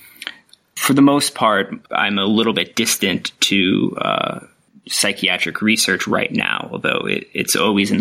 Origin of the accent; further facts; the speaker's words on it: upstate New York, United States; moved away as an adult; now in Australia; My background is I grew up in New York, not the city part for the international audience, but way upstate, more closer to the Canadian border